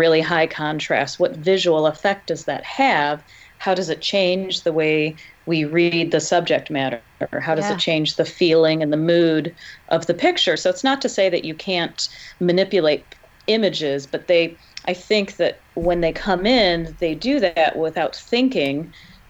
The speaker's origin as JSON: {"language": "English", "region": "Michigan", "country": "United States", "tie": "born or raised there", "said": "here in my home state"}